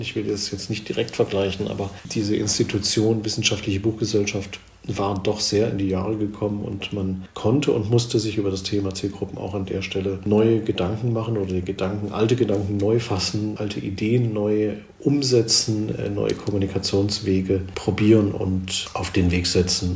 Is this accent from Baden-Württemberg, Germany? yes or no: yes; Swabia, Baden-Württemberg, Germany; wie man im Schwabenland so sagt, wo ich herkomme